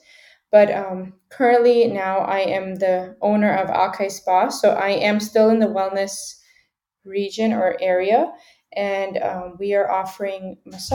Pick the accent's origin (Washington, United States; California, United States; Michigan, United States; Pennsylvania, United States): Washington, United States; Seattle; also born or lived in Ukraine; I was born in Ukraine, and then I immigrated to the United States as a child, so like around age 2 or 3 years old. And I've been living in, you know, Washington State, Seattle, ever since